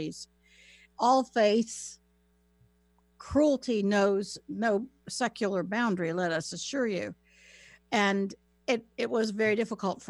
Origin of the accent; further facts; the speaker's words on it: North Carolina, United States; accent: Southern; moved away; I grew up in North Carolina. It's a beautiful place to grow up and to live. I just don't live there.